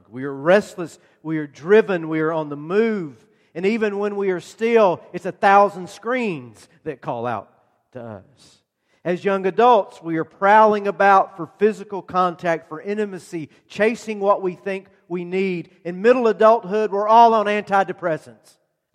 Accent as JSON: {"language": "English", "region": "Georgia", "country": "United States", "tie": "born or raised there", "moved": "yes", "said": "they arrive in my hometown and my mother's house"}